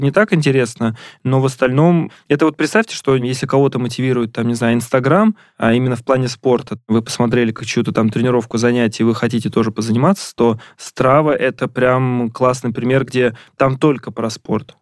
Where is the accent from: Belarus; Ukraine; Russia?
Russia; Ramenskoye, Moscow Oblast; moved away; я сам из Раменского